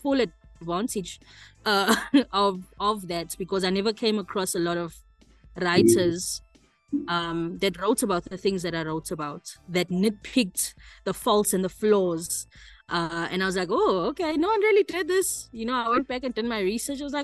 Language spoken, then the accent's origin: English; Eshowe, KwaZulu-Natal, South Africa; moved away as an adult; also born or lived in Durban; I was born in Durban, but spent my whole life in Eshowe, from primary school, high school, married, kids, everything was there until I moved out here